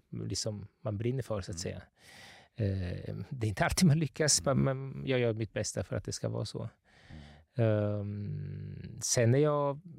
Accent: Gothenburg, Västra Götaland, Sweden; born there; also born or lived in Italy; Eh, jag är född i Göteborg.

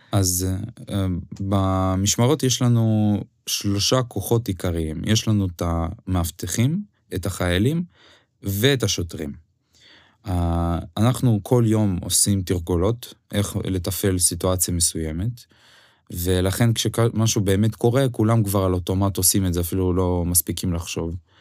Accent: Ukraine; Hebrew is a second language; moved away as an adult; now in Israel; אוקראינה כן מדינת המולדת שלי

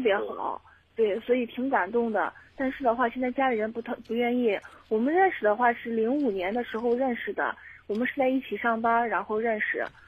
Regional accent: Shaanxi, China; moved away as an adult; also born or lived in Suzhou; 我们老家是陕西的

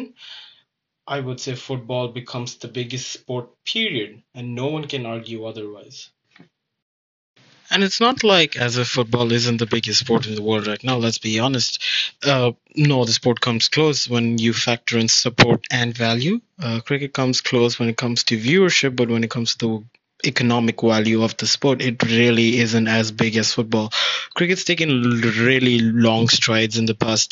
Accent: India; being Indian

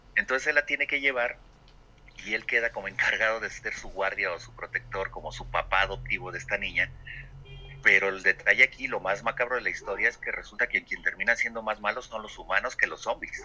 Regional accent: Mexico; nuestra participación como mexicanos

